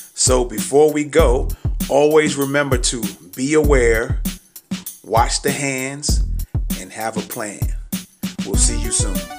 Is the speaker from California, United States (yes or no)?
no; New York City, New York, United States; moved away; I'm originally from New York. I grew up in the Bronx.